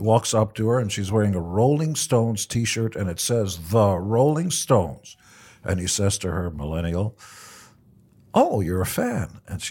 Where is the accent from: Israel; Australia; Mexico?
Israel; English is a second language; now in United States; I wanted to give back because I came from Israel and had nothing. And I was shocked that America was willing to give me every opportunity